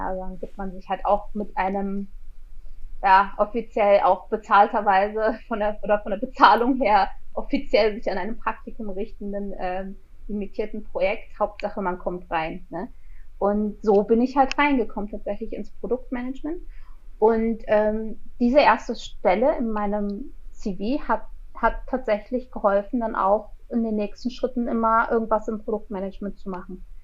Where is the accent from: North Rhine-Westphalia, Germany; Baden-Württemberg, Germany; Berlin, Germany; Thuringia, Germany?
Berlin, Germany; moved away as an adult; now in Switzerland; ich bin in der Schweiz, ich bin ursprünglich Berlinerin